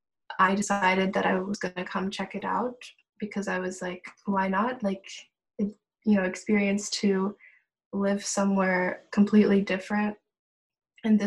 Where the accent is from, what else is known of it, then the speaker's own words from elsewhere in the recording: Ohio, United States; moved away as an adult; now in Germany; I'm born and raised in Ohio in America